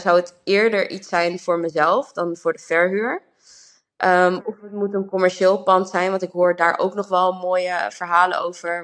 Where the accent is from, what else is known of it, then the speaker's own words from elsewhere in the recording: Amsterdam, North Holland, Netherlands; now in Rotterdam, Netherlands; Ik kom zelf uit Amsterdam